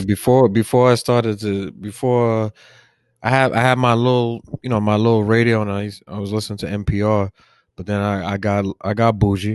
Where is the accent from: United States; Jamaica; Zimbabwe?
United States; New York City, New York; also born or lived in Staten Island; I was born in Brooklyn, I grew up in Brooklyn, and then moved to Staten Island